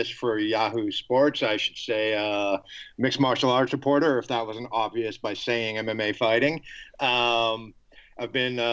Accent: Boston, Massachusetts, United States; I grew up in Boston

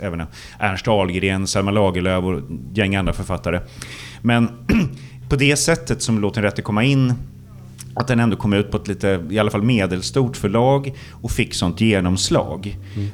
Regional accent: Stockholm, Stockholm County, Sweden; Blackeberg då, förorten där jag växte upp

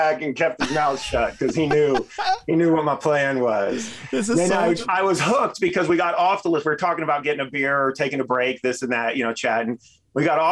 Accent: Texas, United States; moved away as an adult; now in Denver, United States; I'm from Texas originally and moved out here when I was 18 to snowboard

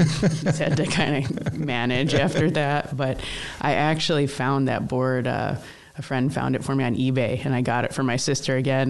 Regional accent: New York, United States; now in Montana, United States; Upstate New York.

